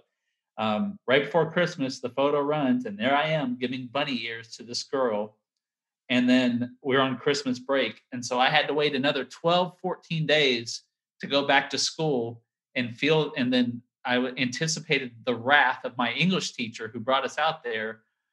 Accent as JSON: {"language": "English", "town": "Sulphur Springs", "region": "Texas", "country": "United States", "tie": "born or raised there", "also_born_or_lived": "Opelousas, Louisiana / Sanford, North Carolina", "moved": "as an adult", "said": "my mom would send a note to the local newspaper, the yeah. Sulphur Springs News Telegram"}